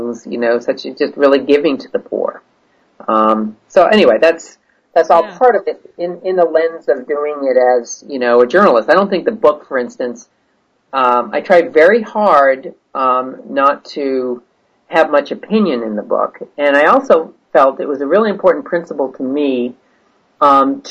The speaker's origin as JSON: {"language": "English", "country": "United States", "said": "as an American journalist"}